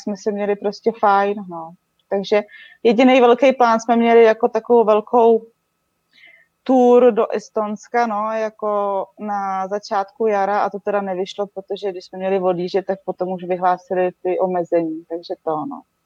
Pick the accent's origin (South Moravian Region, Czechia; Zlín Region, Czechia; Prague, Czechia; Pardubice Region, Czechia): Pardubice Region, Czechia; Česká Třebová; moved away as an adult; now in Slovenia; pocházím z Český Třebový